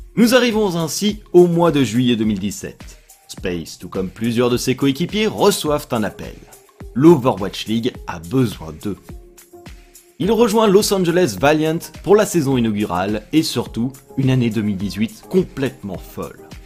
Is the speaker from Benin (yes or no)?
no; France; en tant que Français